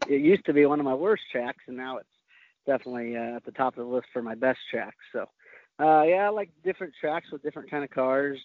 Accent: Oklahoma, United States; I was from Oklahoma.

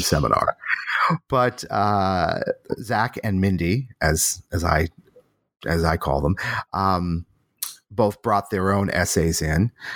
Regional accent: Boston, Massachusetts, United States; moved away; also born or lived in New Haven, Connecticut / Rochester, New York / Berkeley, California; I was born in Boston

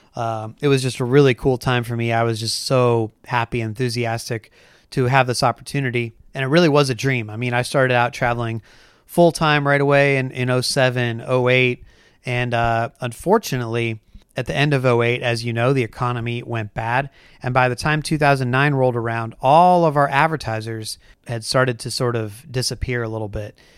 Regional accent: Bay Area, south of San Francisco, California, United States; now in Portland, Oregon, United States; I grew up in Northern California. I grew up in the Bay Area, um, south of San Francisco

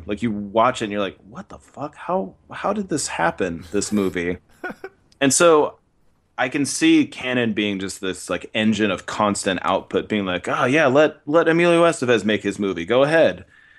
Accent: Cupertino, California, United States; the house I grew up in Cupertino, California.

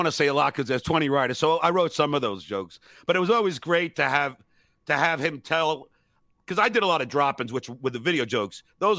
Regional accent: New York, United States; moved away; I'm from New York.

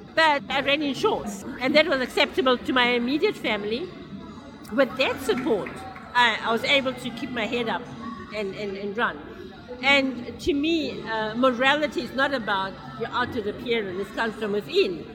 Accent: Durban, KwaZulu-Natal, South Africa; I'm from Durban, which is on the east coast in our beautiful country in South Africa.

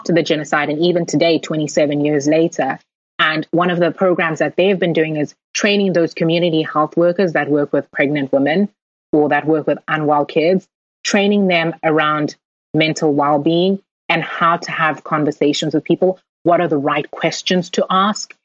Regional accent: South Africa; moved away; we were growing up in South Africa

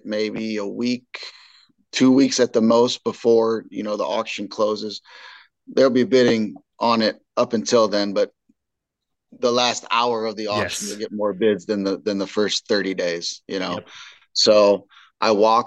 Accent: Indiana, United States; moved away as an adult; now in St. Louis, United States; I'm from Indiana, and you know, family and friends that I grew up hunting with and stuff still live in Indiana

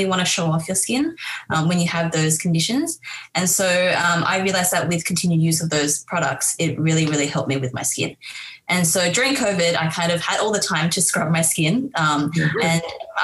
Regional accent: Harbin, Heilongjiang, China; moved away; I'm actually from Harbin in China.

